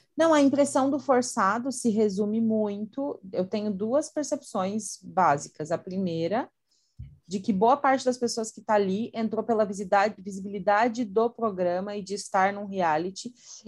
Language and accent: Portuguese; Santa Catarina, Brazil; sou de Santa Catarina